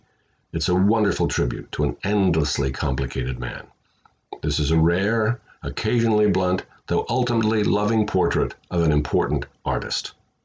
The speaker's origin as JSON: {"language": "English", "region": "Midwest", "country": "United States", "tie": "born or raised there", "said": "I grew up in the Midwest in the 50s"}